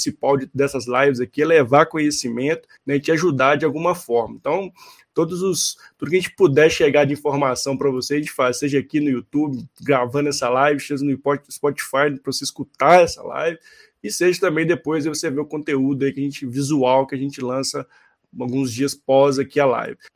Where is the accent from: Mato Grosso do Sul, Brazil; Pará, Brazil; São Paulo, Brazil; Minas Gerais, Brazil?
Minas Gerais, Brazil; Belo Horizonte; lembrando que nós todos nós somos mineiros, então estamos falando direto das Minas Gerais aqui, de Belo Horizonte.